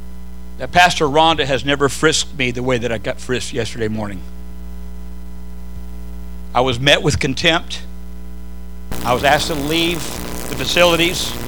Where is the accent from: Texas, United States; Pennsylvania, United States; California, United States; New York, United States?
California, United States; Southern; I grew up in Southern California